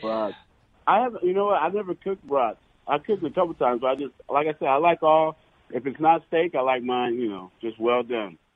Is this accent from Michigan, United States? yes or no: yes; Detroit, Michigan, United States; moved away; Growing up in Detroit for a while